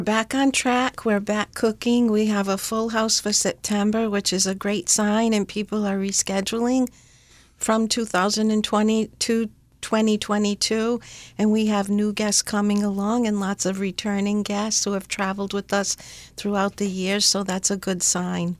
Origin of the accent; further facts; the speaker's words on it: Rhode Island, United States; moved away as an adult; now in Positano, Italy; I grew up in Rhode Island in a humble Italian family